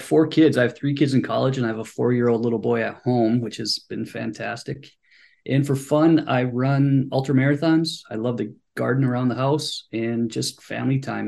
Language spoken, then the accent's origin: English; Superior, Wisconsin, United States; moved away as an adult; now in Washington, DC, United States; I'm originally from Superior, Wisconsin. It's a small town up in northern Wisconsin